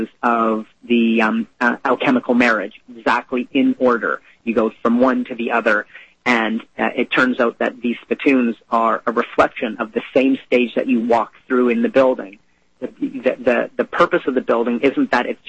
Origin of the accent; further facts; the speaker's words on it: Canada; I'm Canadian.